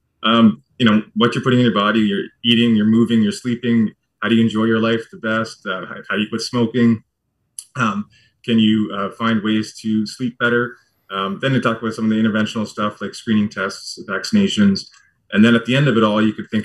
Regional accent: New Brunswick, Canada; moved away as an adult; also born or lived in Vancouver, Canada; now in London, Canada; I was born and raised on the East Coast in New Brunswick and the Maritime Provinces.

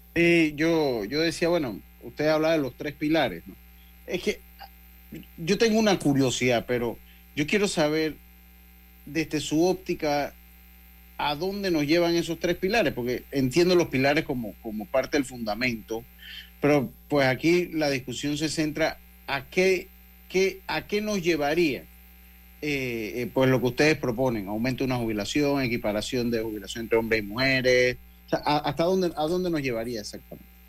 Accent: Panama; una frase que utilizamos acá en mi tierra

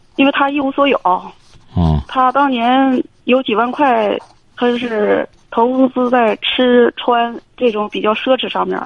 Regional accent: Heilongjiang, China; now in Beijing, China; 我是一个单亲妈妈，我四十五岁啊。周岁四十五，虚，虚岁四十六。嗯。我，我老家是在黑龙江，现在定居在北京

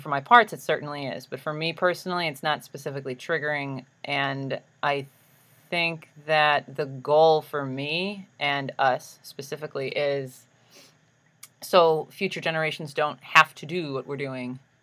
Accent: Chicago, Illinois, United States; I'm from Chicago

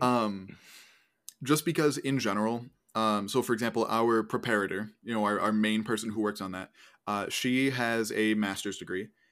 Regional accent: Northeast, United States; moved away; I'm from the Northeast

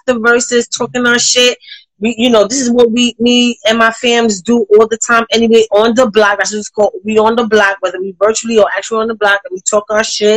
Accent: New York City, New York, United States; I'm from Harlem

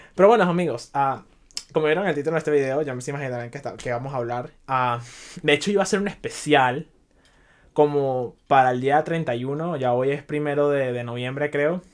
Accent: Venezuela; now in Chicago, United States; yo soy inmigrante, yo vengo de Venezuela

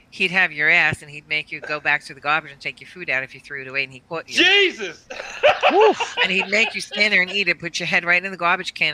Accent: New York City, New York, United States; moved away; also born or lived in Pennsylvania; Williamsburg, and now that's considered Bed Stuy. I grew up in Cooper Park Project.

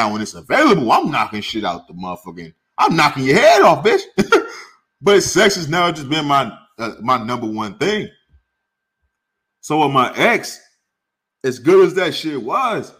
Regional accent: St. Louis, Missouri, United States; also born or lived in California; now in Arizona, United States; I grew up in St. Louis or when I was in California

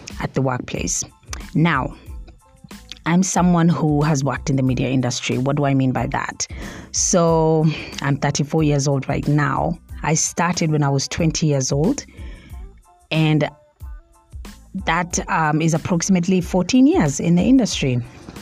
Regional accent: Mombasa, Mombasa County, Kenya; moved away; also born or lived in Nairobi; I interned at NTV in Mombasa at first because I'm from Mombasa

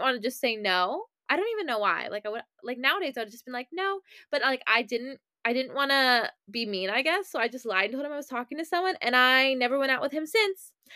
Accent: Maryland, United States; I'm from Maryland

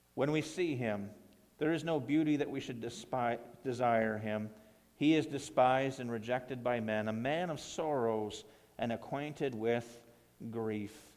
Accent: Ontario, Canada; now in Coldstream, Canada; my hometown there in, back in Ontario

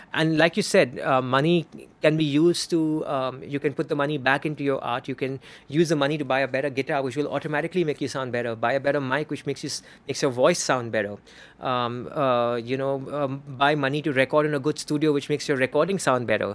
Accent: Bangalore, Karnataka, India; accent: Parsi Hindi accent; I'm from Bangalore, it's another thing I'm a Parsi. And Parsis have the freaking weirdest Hindi accent on the planet.

